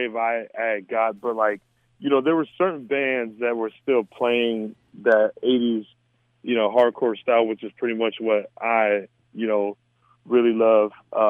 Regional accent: Mesa, Arizona, United States; I mean, so you got to create your own fun, you know. So, because, I mean, it's the desert.

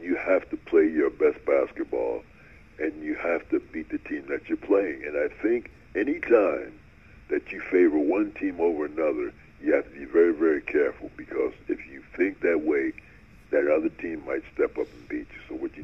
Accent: New Jersey, United States; now in Bay Area, United States; growing up in New Jersey, I was a big Brooklyn Dodger fan

